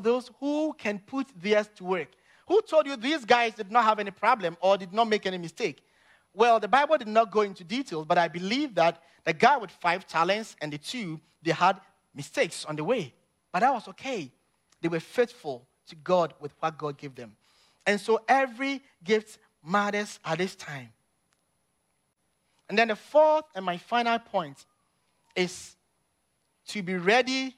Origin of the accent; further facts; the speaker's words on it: Ghana; moved away; growing up in Ghana as a little boy